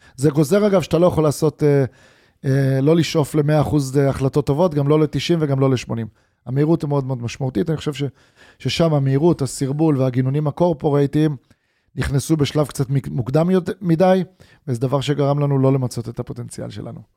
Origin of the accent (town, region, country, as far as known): Israel